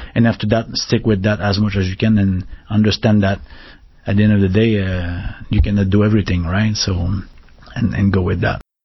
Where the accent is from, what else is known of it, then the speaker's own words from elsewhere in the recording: Canada; accent: French Canadian; English is a second language; moved away; also born or lived in Paris, France; we speak super fast, right? So in like uh, French Canadian, so we and we don't articulate as much as they articulate